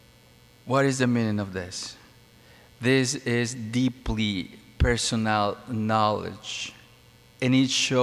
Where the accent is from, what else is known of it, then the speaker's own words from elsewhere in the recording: Mexico; moved away; No, I'm not from Philippines. I'm from Mexico